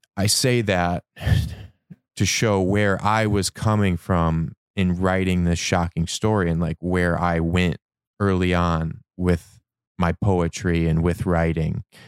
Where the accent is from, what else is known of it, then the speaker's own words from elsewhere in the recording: Michigan, United States; moved away; I grew up in Michigan